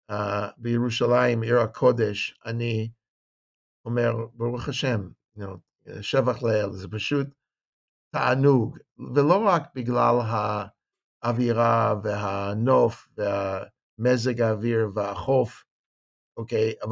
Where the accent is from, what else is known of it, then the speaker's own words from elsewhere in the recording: Los Angeles, California, United States; also born or lived in San Diego; now in Jerusalem, Israel; אני מישהו שגדל בחוץ לארץ, אני גדלתי בקליפורניה. נולדתי בסן דייגו, גדלתי בלוס אנג'לס, למדתי גם Mocha Berkeley, go Bears.